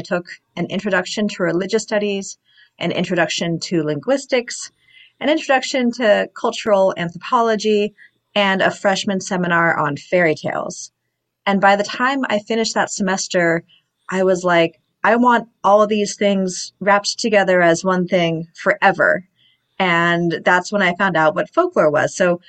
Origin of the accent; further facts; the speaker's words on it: Los Angeles, California, United States; Well, I grew up in the Los Angeles area in California, and I did my undergraduate degree at UC Berkeley.